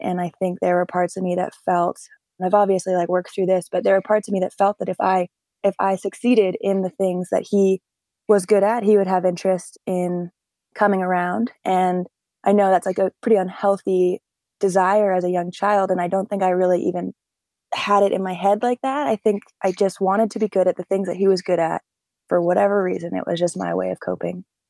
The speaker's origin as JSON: {"language": "English", "town": "North Conway", "region": "New Hampshire", "country": "United States", "tie": "born or raised there", "also_born_or_lived": "Jackson, New Hampshire", "said": "I grew up in a small ski town in the Mount Washington Valley called North Conway, New Hampshire."}